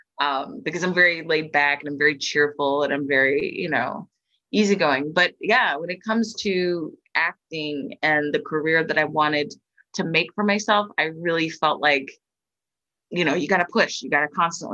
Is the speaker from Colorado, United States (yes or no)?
no; Philadelphia, Pennsylvania, United States; my hometown here in Philly